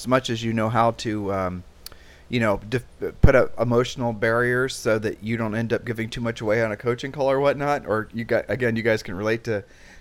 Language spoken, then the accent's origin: English; Columbus, Ohio, United States; moved away as an adult; You and I grew up in Columbus, Ohio